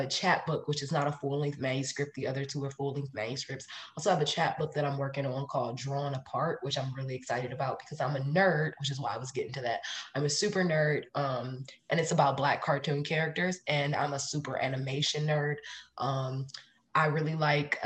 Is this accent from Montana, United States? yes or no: no; Cleveland, Ohio, United States; born and raised in Cleveland, Ohio